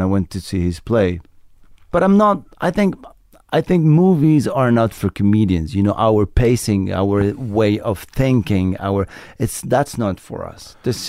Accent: France; English is a second language; now in United States; I do material now in America about, oh, I'm from France, ba-ba-ba-ba-bi-bi-ba-boo.

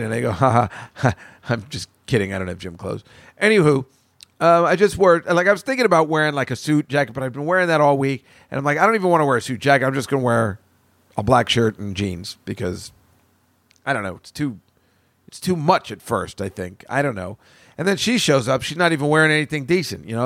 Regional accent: central New Jersey, United States; now in New York, United States; I'm from New Jersey. Is it in central Jersey? That's where I'm from

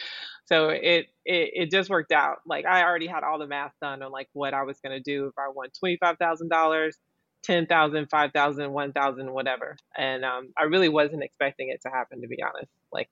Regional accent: Southern United States, United States; that kind of self-awareness that, you know, I felt like I grew up with in the South

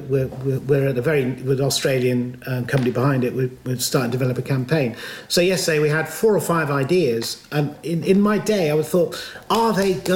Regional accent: Stroud, South West England, United Kingdom; I'm proud of being born and bred in Stroud. I still live there

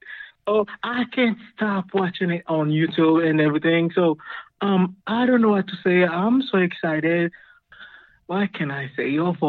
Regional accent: Haiti; I'm from Haiti.

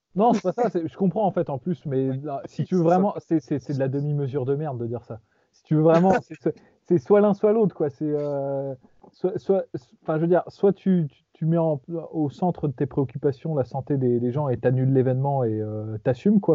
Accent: France; on est putain de français.

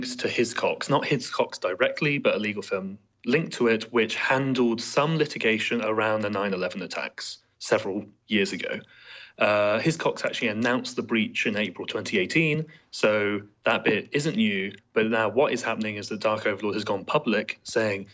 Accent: United Kingdom; as a Brit

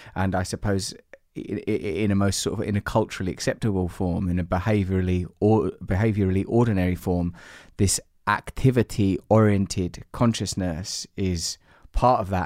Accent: Essex, East of England, United Kingdom; I'm from Essex, I support West Ham

